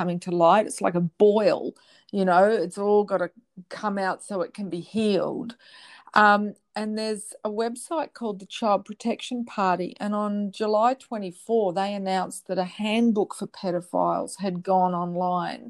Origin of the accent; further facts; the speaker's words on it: Australia; I'm speaking as an Australian